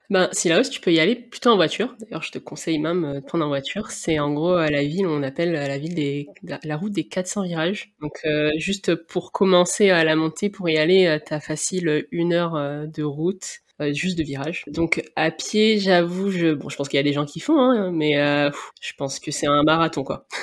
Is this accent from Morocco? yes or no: no; Réunion; moved away as an adult; also born or lived in Nantes, France / Rennes, France; now in France; je suis née, j'ai grandi à La Réunion